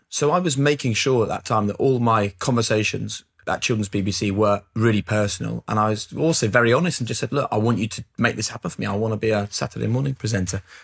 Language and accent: English; Norwich, East of England, United Kingdom; moved away; growing up in Norwich